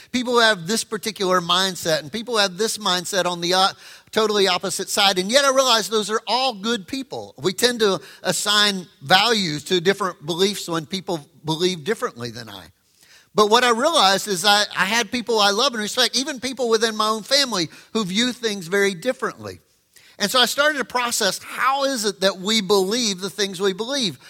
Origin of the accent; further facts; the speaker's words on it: the South, United States; I grew up in the South